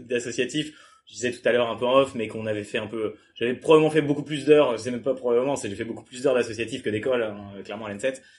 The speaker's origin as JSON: {"language": "French", "town": "Le Mans", "region": "Pays de la Loire", "country": "France", "also_born_or_lived": "Toulouse", "moved": "as an adult", "said": "je viens du Mans, ensuite j'ai fait, j'ai fait prépa au Mans"}